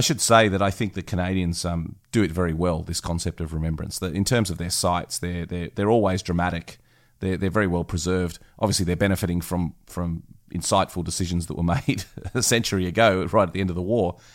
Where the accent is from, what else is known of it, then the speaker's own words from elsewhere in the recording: Australia; being an Aussie myself